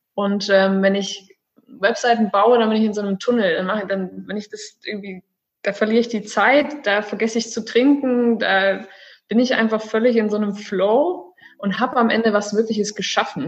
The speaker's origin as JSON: {"language": "German", "town": "Celle", "region": "Lower Saxony", "country": "Germany", "also_born_or_lived": "Stuttgart", "moved": "as an adult", "lives_now": "Cyprus", "said": "Ich komme ursprünglich aus dem wunderschönen Norden von Deutschland, aus Celle, eine kleine Stadt in der Nähe von Hannover"}